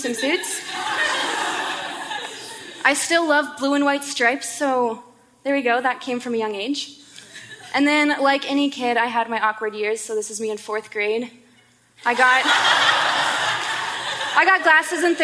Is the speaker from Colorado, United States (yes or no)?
yes; Boulder, Colorado, United States; moved away as an adult; now in Seattle, United States; I was born and raised in Boulder, Colorado, and I lived there almost my entire life until I moved here in August.